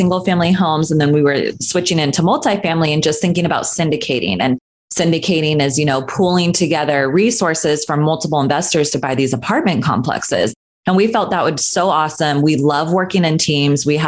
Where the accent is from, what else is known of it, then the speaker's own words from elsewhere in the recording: Northern California, United States; moved away as an adult; now in Los Angeles, United States; I grew up in Northern California, so I ended up going to Sacramento State University for my nursing degree